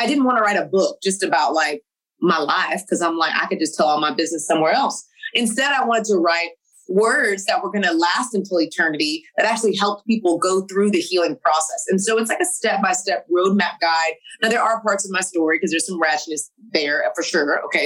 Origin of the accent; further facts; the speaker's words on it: Texas, United States; I'm from Texas